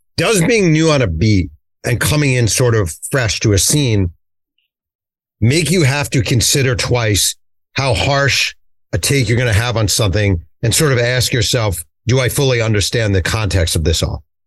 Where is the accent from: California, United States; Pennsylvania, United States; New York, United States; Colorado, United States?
New York, United States; I am from New York